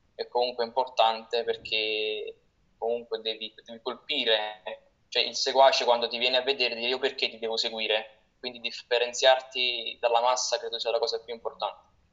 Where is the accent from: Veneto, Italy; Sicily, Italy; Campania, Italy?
Campania, Italy; Naples; io essendo di Napoli